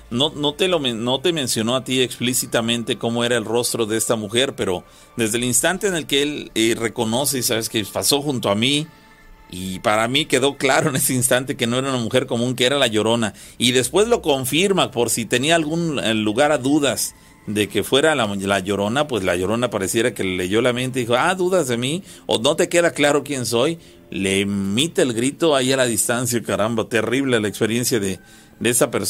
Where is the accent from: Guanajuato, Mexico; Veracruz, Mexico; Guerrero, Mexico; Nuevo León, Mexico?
Veracruz, Mexico; San José La Troje; now in Mexico City, Mexico; Yo soy originario de San José La Troje, aquí en Veracruz, pero actualmente radico en la Ciudad de México.